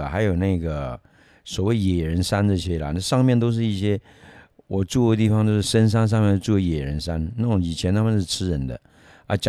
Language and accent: Chinese; Myanmar; 因为我前面有讲过，我以前从缅甸来的，那你说在缅甸好了，每年啊，就是缅甸是三个季节而已